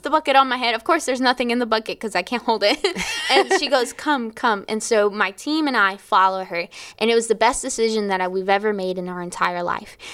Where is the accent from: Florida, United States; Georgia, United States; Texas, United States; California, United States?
Florida, United States; I was from Florida